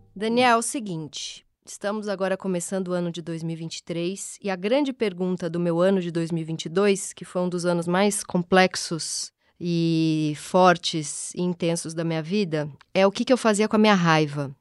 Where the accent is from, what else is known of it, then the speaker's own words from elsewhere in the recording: São Paulo, Brazil; Eu nasci lá na Zona Leste, Tatuapé, família bem pouco intelectualizada